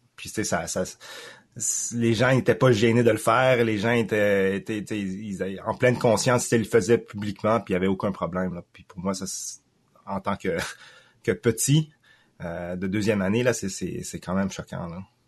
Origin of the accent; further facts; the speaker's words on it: Quebec, Canada; also born or lived in Thailand; je suis un Canadien francophone d'origine chinoise, cambodgienne, mais né en Thaïlande